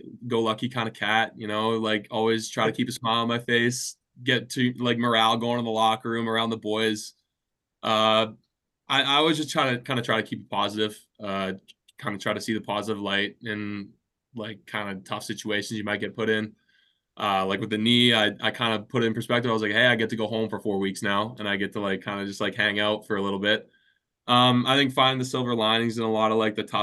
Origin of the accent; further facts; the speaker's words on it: Alberta, Canada; moved away as an adult; also born or lived in Oregon; now in Saskatoon, Canada; Growing up in Alberta